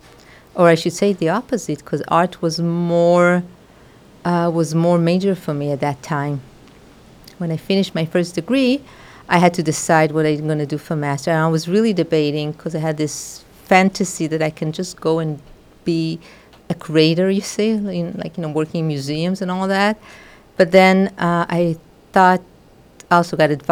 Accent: Tel Aviv, Tel Aviv District, Israel; moved away as an adult; also born or lived in Jerusalem; now in Hawaii, United States; I was born in Tel Aviv in Israel, and I was raised in Tel Aviv in Israel, and I basically lived all my life there

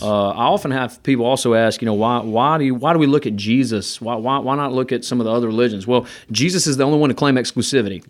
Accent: Gardendale, Alabama, United States; I'm from Gardendale, Alabama

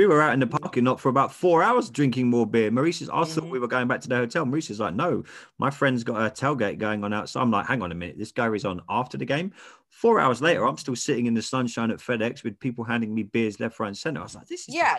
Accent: England, United Kingdom; as an English guy

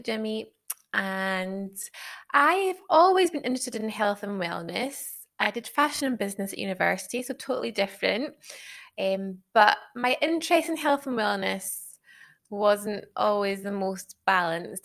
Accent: Isle of Skye, Scotland, United Kingdom; accent: Scottish; moved away as an adult; also born or lived in Glasgow; now in Sheffield, United Kingdom; I'm obviously from Scotland, as you can probably tell by the accent. Grew up on the Isle of Skye, then lived in Glasgow for a long time

